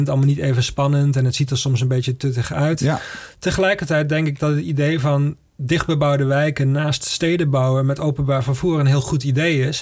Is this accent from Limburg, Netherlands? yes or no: yes; Maastricht, Limburg, Netherlands; ik kom uit Maastricht